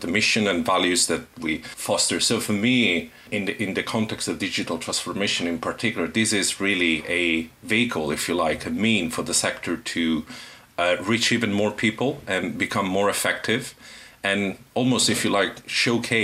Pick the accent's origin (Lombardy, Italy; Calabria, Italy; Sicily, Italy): Sicily, Italy; moved away as an adult; now in London, United Kingdom; I'm originally from Italy, Sicily, I came here to study forensic psychology